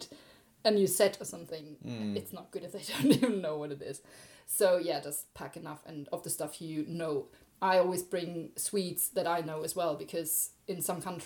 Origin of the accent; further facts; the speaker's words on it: Germany; moved away; I'm from Germany